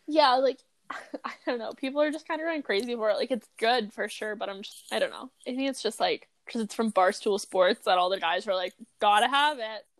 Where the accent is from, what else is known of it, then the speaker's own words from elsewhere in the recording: Kamloops, British Columbia, Canada; I grew up in freaking like the hood of Kamloops